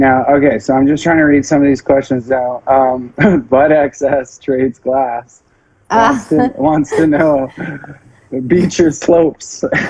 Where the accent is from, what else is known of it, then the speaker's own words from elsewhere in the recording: Whistler, British Columbia, Canada; I grew up in Whistler, though.